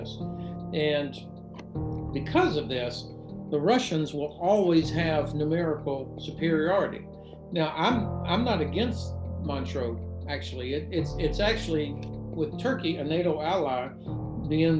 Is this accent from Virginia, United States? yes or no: no; Florida, United States; I'm from Florida